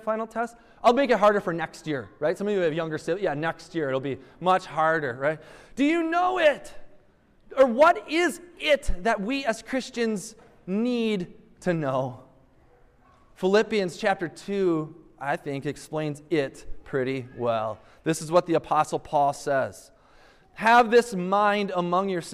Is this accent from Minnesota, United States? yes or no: yes; Minnesota, United States; I'm from Minnesota